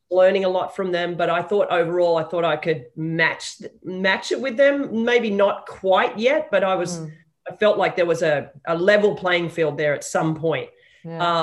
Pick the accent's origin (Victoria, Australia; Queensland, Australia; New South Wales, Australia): New South Wales, Australia; Sydney; I was raised in Sydney